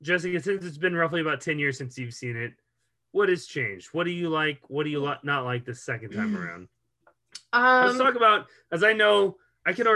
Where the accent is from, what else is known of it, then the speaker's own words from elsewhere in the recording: the South, United States; growing up in the South